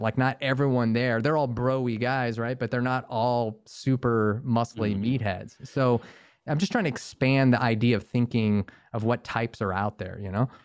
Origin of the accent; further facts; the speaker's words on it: Northern Virginia, United States; moved away as an adult; now in Los Angeles, United States; I grew up in Northern Virginia outside DC